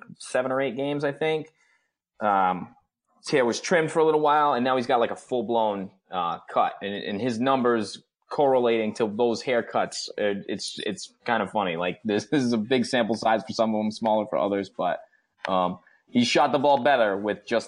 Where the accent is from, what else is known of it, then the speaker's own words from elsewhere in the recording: Rhode Island, United States; I'm from Rhode Island